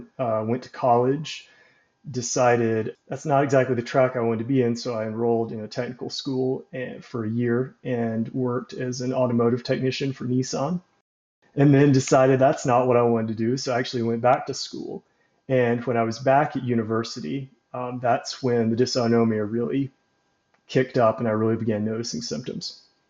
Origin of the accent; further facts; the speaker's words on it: Birmingham, Alabama, United States; I'm 34, and I grew up in Birmingham, Alabama, and that's where I currently am.